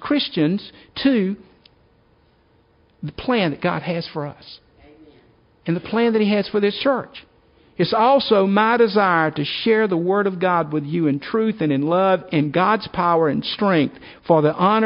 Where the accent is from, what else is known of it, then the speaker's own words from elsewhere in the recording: South Carolina, United States; I'm from South Carolina